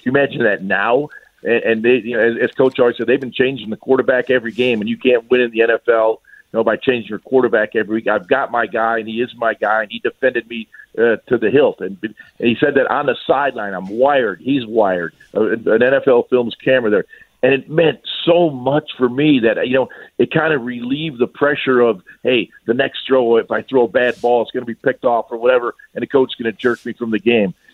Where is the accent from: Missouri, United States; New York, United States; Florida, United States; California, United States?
New York, United States; Lackawanna; moved away as an adult; also born or lived in Los Angeles; now in Philadelphia, United States; in my hometown of Lackawanna, there were uh, 21,000 people in the city